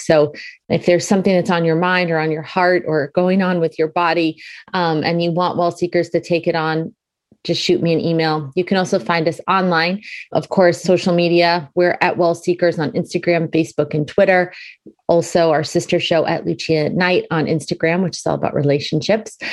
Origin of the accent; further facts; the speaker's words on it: Boston, Massachusetts, United States; now in Connecticut, United States; That's my hometown. Love Boston